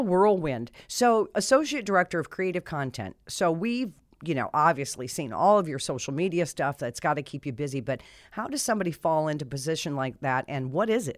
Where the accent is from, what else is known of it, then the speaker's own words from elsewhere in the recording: Colorado, United States; now in Connecticut, United States; I come from Colorado where we had, you know, national hockey teams, we had national football, national basketball, and then I moved to Connecticut